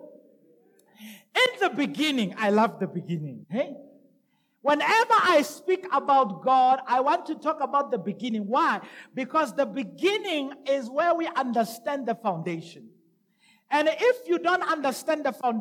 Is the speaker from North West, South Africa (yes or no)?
yes; Rustenburg, North West, South Africa; also born or lived in Madikwe / Brits; I'm from Rustenburg, village called Mabiskraal, I was also brought up, or my upbringing was also in a place called Mudikwe. Mudikwe is a village in a province called Brets. Town called Brets. The province is northwest.